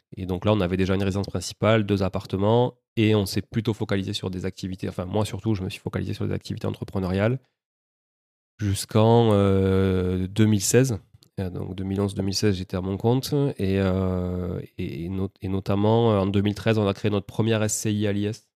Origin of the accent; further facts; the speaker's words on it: Toulouse, Occitania, France; also born or lived in Montreal, Canada; je suis né à Toulouse, ça s'entend peut-être un peu